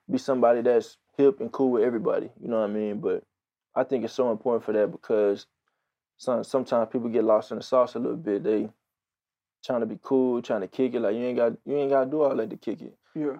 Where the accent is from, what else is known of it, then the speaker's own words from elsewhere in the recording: Houston, Texas, United States; grew up, born and raised in Houston, Texas.